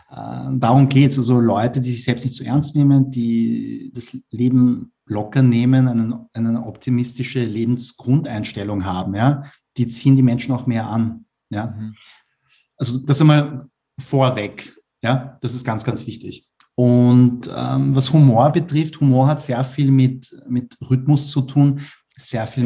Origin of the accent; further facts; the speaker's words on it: Vienna, Austria; Ich bin ja Asiat, also meine Eltern kommen aus Korea, aber ich bin in Wien geboren und aufgewachsen und äh, ja, ich, meine Mentalität ist weiß, also halt wienerisch, aber ich schaue aus wie ein Koreaner.